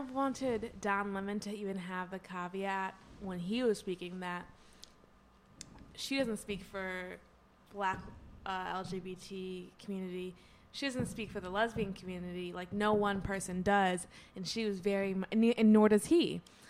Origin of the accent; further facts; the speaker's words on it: Michigan, United States; moved away; Back in my home state.